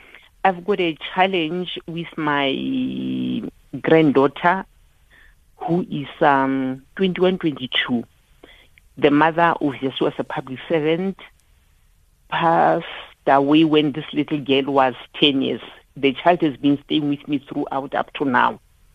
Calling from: Phuthaditjhaba, Free State, South Africa; I'm calling from Puchadichaba.

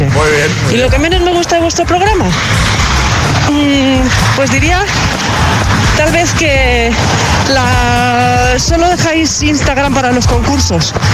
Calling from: Madrid, Community of Madrid, Spain; Buenos días, agitadores. … de Madrid.

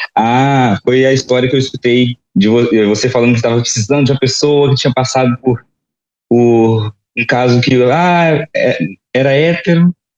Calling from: Vila Velha, Espírito Santo, Brazil; Eu falo de Vila Velha, no Espírito Santo

